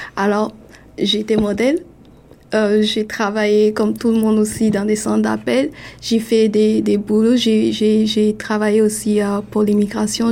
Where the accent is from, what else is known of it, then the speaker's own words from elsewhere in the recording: Burkina Faso; now in Toronto, Canada; chez moi au Burkina